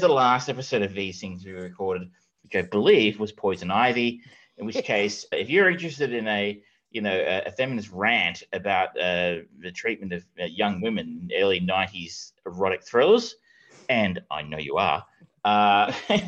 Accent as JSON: {"language": "English", "town": "Geelong", "region": "Victoria", "country": "Australia", "said": "I am from Geelong"}